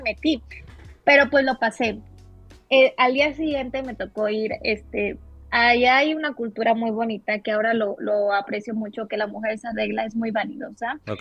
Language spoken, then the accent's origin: Spanish; Mexico; moved away as an adult; also born or lived in Santo Domingo, Dominican Republic; yo nací aquí, soy mexicana. Eh, yo, estoy ahorita residiendo en Ciudad de México, 100% siento eh, mexicana. Aquí, aquí pues, aquí nací.